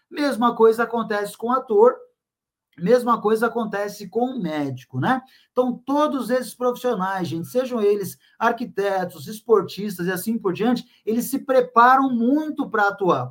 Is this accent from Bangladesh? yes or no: no; São Vicente, São Paulo, Brazil; Eu sou natural da cidade de São Vicente, lá no litoral de São Paulo